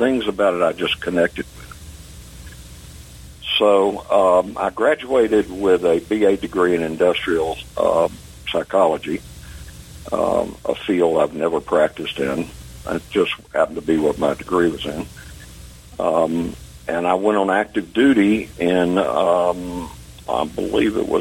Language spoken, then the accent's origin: English; Atlanta, Georgia, United States; I grew up in Atlanta